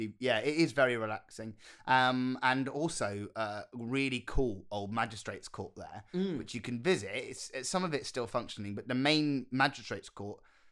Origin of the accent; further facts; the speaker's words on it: United Kingdom; accent: RP; It's a great city, but they didn't like my posh RP accent at all.